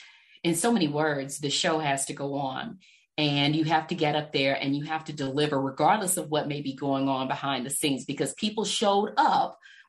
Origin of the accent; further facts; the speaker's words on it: Texas, United States; accent: Texas; now in Arizona, United States; regardless of how long I've lived in Arizona, I can't say, oh, I'll never shake it. I've been here all this time and I can't get rid of the Texas accent.